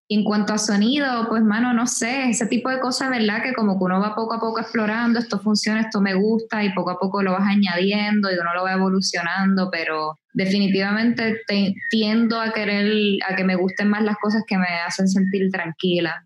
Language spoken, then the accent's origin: Spanish; Puerto Rico; moved away as an adult; also born or lived in Brooklyn, New York; aquí en la calle, en Puerto Rico, como decimos nosotros